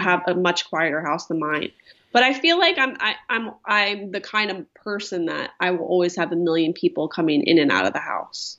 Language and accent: English; Philadelphia, Pennsylvania, United States; now in Orange County, United States; I'm from Philadelphia